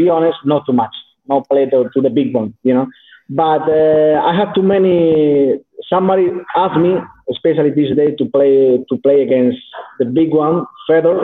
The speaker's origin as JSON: {"language": "English", "region": "southern Spain", "country": "Spain", "second_language": "English", "moved": "as an adult", "lives_now": "North Spain, Spain", "said": "I'm from South Spain. So I moved to North Spain because I have a new sponsor, new manager"}